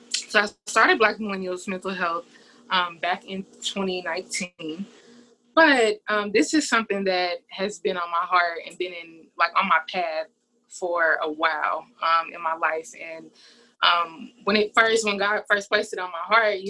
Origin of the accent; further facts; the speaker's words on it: St. Louis, Missouri, United States; now in Houston, United States; I'm originally from the Midwest, from St. Louis, Missouri.